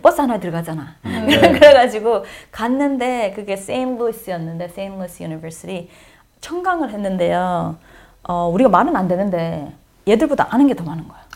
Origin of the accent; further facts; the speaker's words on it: Daegu, South Korea; accent: Daegu dialect; moved away as an adult; also born or lived in Uijeongbu / North Carolina / Baltimore; now in United States; 내가 대구 사투리가